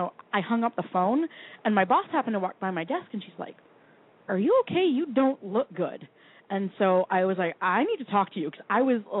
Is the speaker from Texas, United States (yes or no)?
no; Vermont, United States; Yeah, no, I'm from Vermont.